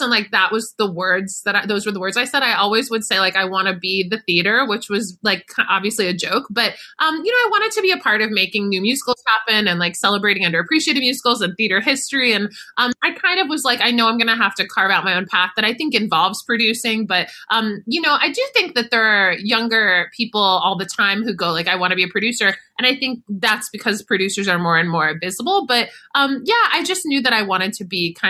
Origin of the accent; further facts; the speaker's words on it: Boca Raton, Florida, United States; the average age where I grew up in Boca was like 75 or 80.